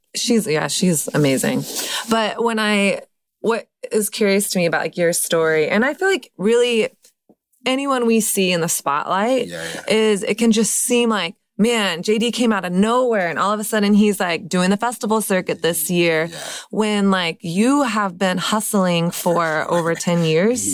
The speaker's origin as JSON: {"language": "English", "region": "Texas", "country": "United States", "said": "I'm from Texas"}